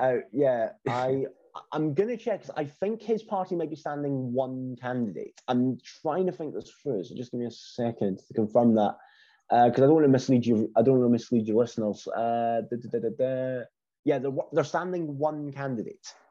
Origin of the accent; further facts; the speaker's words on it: Scotland, United Kingdom; being Scottish